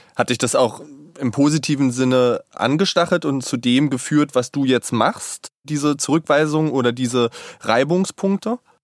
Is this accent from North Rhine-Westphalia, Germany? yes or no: no; Saxony-Anhalt, Germany; Ich bin in Sachsen-Anhalt tatsächlich aufgewachsen